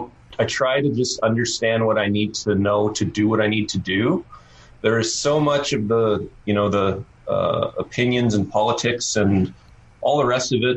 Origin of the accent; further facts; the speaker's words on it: Oshawa, Ontario, Canada; Oshawa, Ontario.